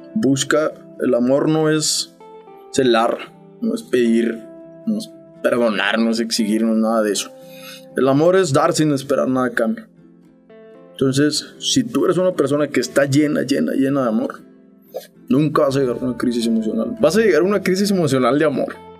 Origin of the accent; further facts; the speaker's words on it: Saltillo, Coahuila, Mexico; Sí, soy de Saltillo.